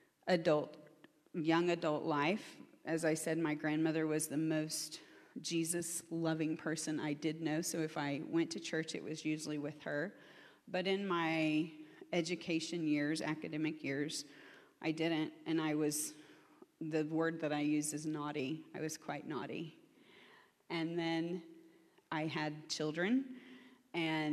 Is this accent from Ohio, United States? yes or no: no; Oklahoma, United States; I'm from Oklahoma, which is in the belt buckle of the Bible Belt.